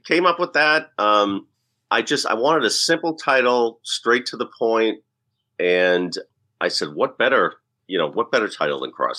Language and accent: English; Boston, Massachusetts, United States; And I think that as a Bostonian, as someone who loves history, we're enamored with what came before us